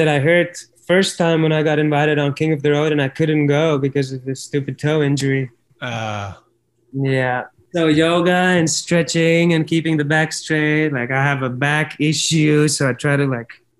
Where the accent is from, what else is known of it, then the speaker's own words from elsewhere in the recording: Ventspils, Latvia; English is a second language; in my hometown in Ventspils in Latvia.